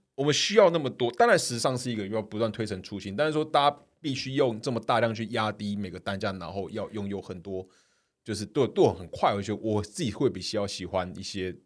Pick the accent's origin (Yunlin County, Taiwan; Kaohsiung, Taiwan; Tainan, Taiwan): Kaohsiung, Taiwan; moved away; 我是高雄人，我回家跟我爸讲